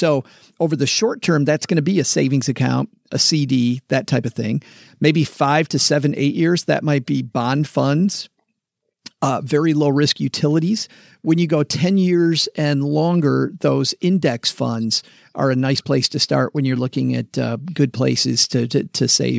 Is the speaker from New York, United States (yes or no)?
no; Michigan, United States; moved away as an adult; also born or lived in Texas; It's funny, ever since I moved back from Texas to Michigan in January, we've been hitting all these places. I lived here for my whole life until a decade ago when we spent 10 years in Texas.